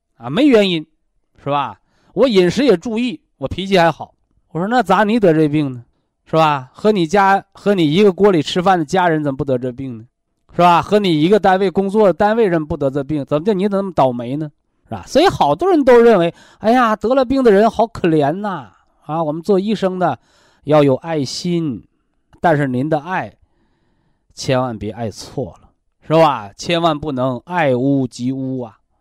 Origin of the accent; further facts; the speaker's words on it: China; 我们怎么样能让全国的平均寿命更高，让我们中国人骄傲？